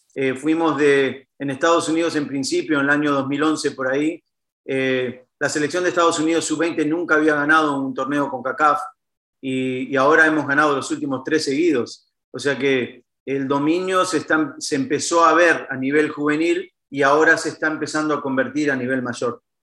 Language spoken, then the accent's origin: Spanish; Uruguay; moved away; vengo de un país muy chiquito como Uruguay